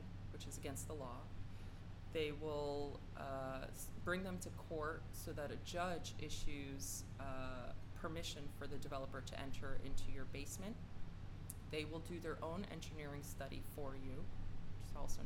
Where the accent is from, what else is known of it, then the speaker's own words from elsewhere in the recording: New York City, New York, United States; Greenpoint is very much my hometown. And I always thought of it as a town. When I was little and growing up here